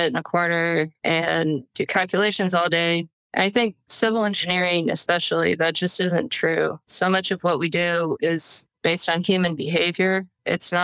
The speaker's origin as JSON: {"language": "English", "town": "Franklin", "region": "Indiana", "country": "United States", "tie": "born or raised there", "also_born_or_lived": "West Lafayette, Indiana / North Carolina", "moved": "as an adult", "lives_now": "California, United States", "said": "my hometown was flooded back in 2008 when I was in high school"}